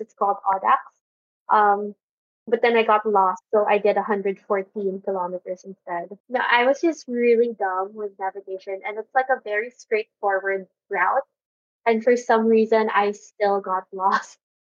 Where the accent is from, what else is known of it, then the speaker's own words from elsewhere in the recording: Makati, Metro Manila, Philippines; I'm from Makati